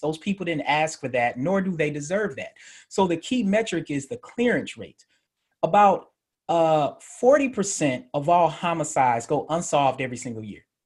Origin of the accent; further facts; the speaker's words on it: Murfreesboro, Tennessee, United States; also born or lived in Atlanta, Georgia / Memphis, Tennessee; I'm originally from Murfreesboro. So, for people in Memphis, that'll be familiar to them. For people who aren't, that's in Middle Tennessee by Nashville. Uh, grew up in Atlanta, moved back to Murfreesboro, went to Riverdale High School